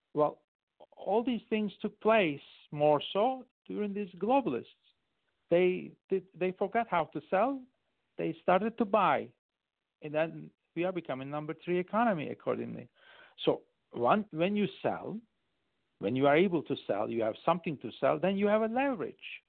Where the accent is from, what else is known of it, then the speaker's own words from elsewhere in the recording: Turkey; first language Turkish; English is a second language; now in United States; English is my third language. French is my second I went to boarding school, and Turkish is my first